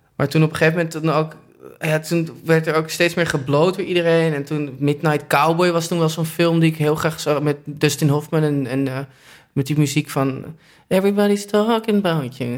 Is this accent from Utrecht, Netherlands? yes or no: no; Amsterdam, North Holland, Netherlands; ik ben geboren in het OVG